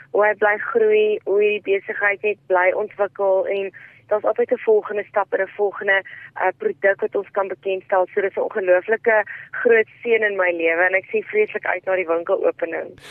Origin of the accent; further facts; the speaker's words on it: South Africa; in Suid-Afrika is ons as Suid-Afrikaners mense wat alles kan hanteer